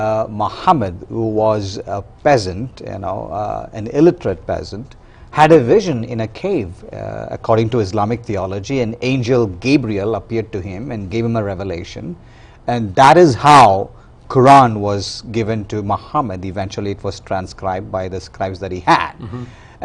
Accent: India; Yes, I was.

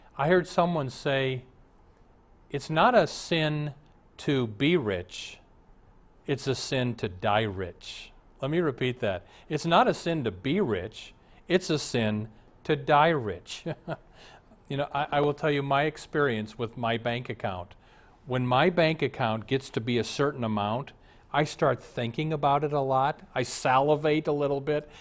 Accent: Omaha, Nebraska, United States; I was raised in Omaha, and my dad was rather an important man in Omaha

